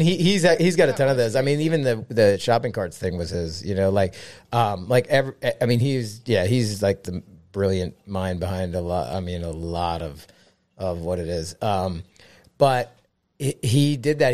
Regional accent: Philadelphia, Pennsylvania, United States; I grew up here in Philly

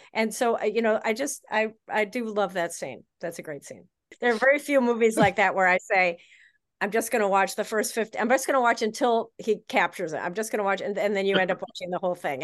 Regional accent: Chicago, Illinois, United States; I am from Chicago

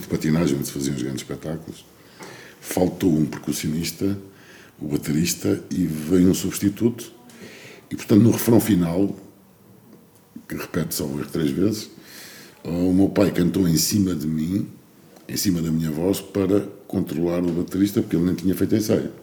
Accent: Portugal; na minha terra, em Lourdes

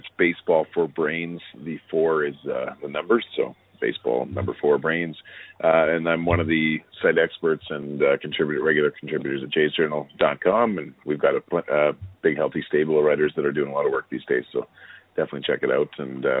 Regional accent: Canada; I think as a Canadian, you know, any Canadian would apologize

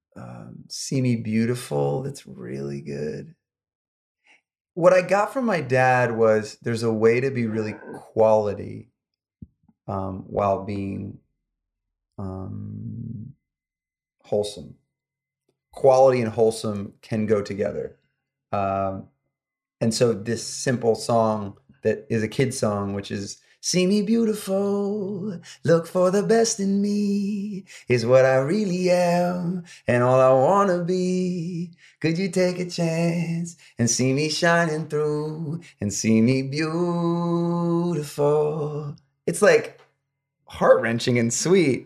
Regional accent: upstate New York, United States; moved away as an adult; now in Los Angeles, United States; I grew up in upstate New York, about an hour north of New York City

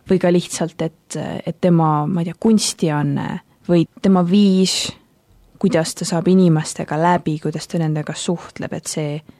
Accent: Tallinn, Harju County, Estonia; now in Tartu, Estonia; ma muidu olen pärit Tallinnast, aga praegu õpin siis ülikoolis õpin äh, ajalugu ja arheoloogiat täpsemalt ning äh, pean Tartut enda koduks hetkel

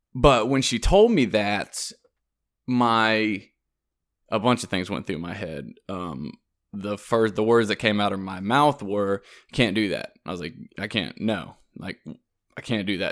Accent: South Carolina, United States; moved away as an adult; also born or lived in Louisiana; I'm from South Carolina

